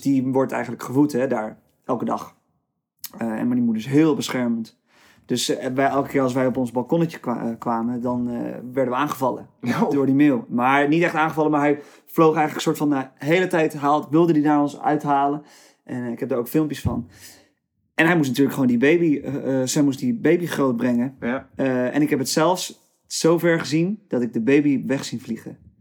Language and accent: Dutch; Nieuw-Vennep, North Holland, Netherlands; also born or lived in Tilburg / Rotterdam; Toen zijn we dus met z'n allen naar Nieuw-Vennep verhuisd